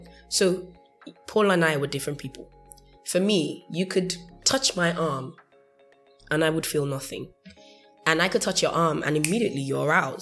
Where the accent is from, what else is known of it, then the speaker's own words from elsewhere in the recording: United Kingdom; first language English; I'm British, so I don't speak... I speak in English